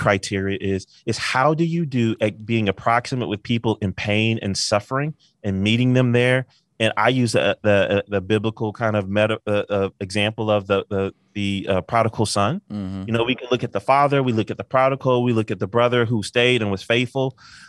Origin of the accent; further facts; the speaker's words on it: Albion, Michigan, United States; also born or lived in Pensacola, Florida; I grew up in a little town called Albion, Michigan with my family. Then we moved to Pensacola, Florida. So my life is kind of split in half in that way